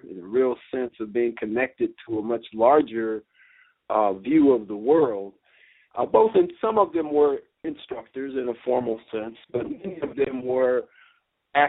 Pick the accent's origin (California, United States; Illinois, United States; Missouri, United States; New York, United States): California, United States; Los Angeles; also born or lived in San Jose; growing up in Los Angeles